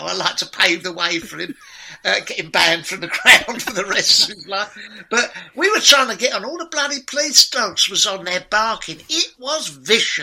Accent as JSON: {"language": "English", "region": "London", "country": "United Kingdom", "tie": "born or raised there", "moved": "yes", "lives_now": "Watford, United Kingdom", "said": "I'm originally from Deptford, Bermondsey"}